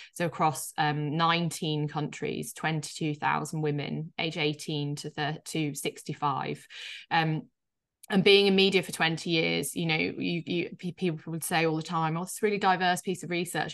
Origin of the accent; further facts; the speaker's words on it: Yorkshire and the Humber, United Kingdom; I grew up, uh, in a place in the U K called Yorkshire, uh, so in the north, um, which you'll probably hear slightly in my accent.